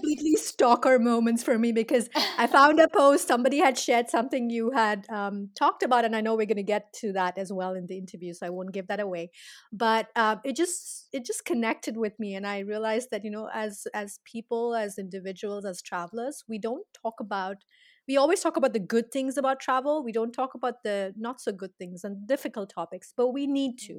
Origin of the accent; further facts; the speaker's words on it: India; now in United States; I'm from India, and I've lived now half my life here in the States